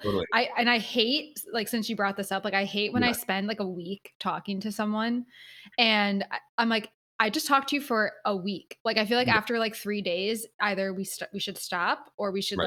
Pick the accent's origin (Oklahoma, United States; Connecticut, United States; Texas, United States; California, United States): Connecticut, United States; we're from Connecticut.